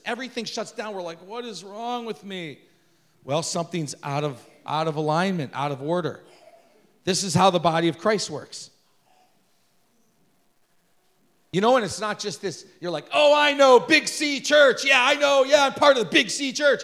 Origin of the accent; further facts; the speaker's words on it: United States; we're an American